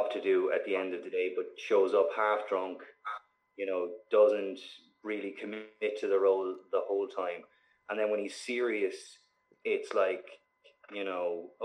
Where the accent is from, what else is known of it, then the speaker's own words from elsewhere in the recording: Waterford, Munster, Ireland; That's just my accent. Like I don't have a typical Waterford accent.